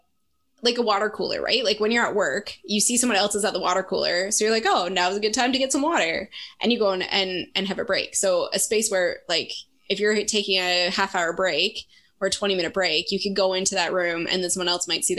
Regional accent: Canada; as a Canadian, as one of like one of the two token Canadians in the group

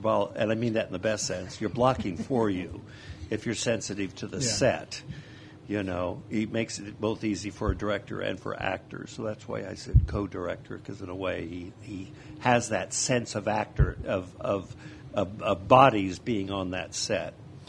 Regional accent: Indianola, Iowa, United States; moved away as an adult; also born or lived in California / New York City / Arkansas; Grew up in Indianola.

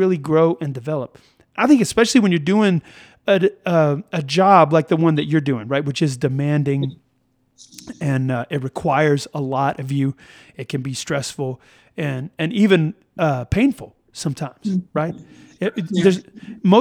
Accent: United States; there's this rugged individualism that we have as Americans

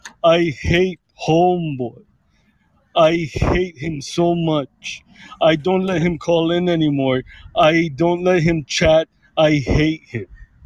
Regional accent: Sweden; I am from Sweden, like I said, but I don't look Swedish.

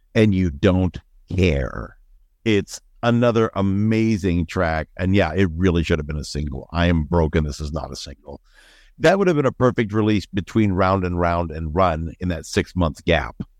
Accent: Northeastern Ohio, United States; growing up in Northeastern Ohio

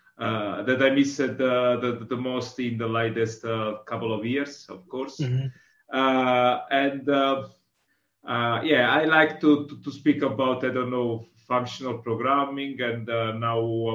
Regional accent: Southern Italy, Italy; now in Milan, Italy; I'm from Italy. I'm from South Italy, but I live in Milano

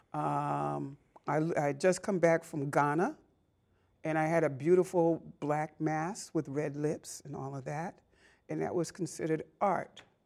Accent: Boston, Massachusetts, United States; growing up in Boston, I mean, I, all right, I'm a South Ender by birth

